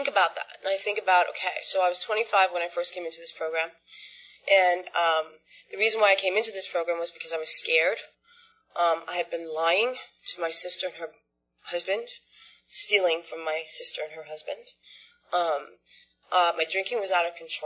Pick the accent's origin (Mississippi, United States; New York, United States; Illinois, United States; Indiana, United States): New York, United States; Sag Harbor; I grew up on Long Island in a town called Sag Harbor